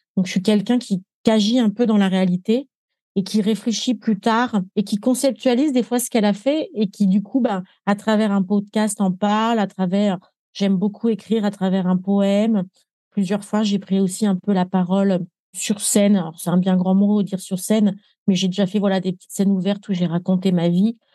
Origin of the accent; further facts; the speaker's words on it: Île-de-France, France; moved away as an adult; now in Nepal; je suis pas une parisienne, je suis une francilienne